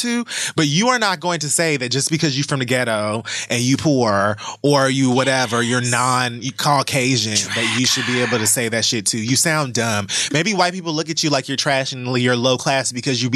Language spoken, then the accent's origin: English; Miami, Florida, United States; I'm also from Miami